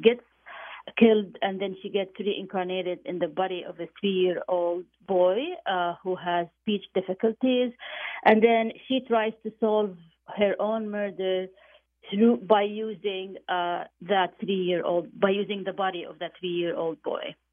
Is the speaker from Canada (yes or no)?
no; Jordan; moved away; I went back to my hometown of, of Jordan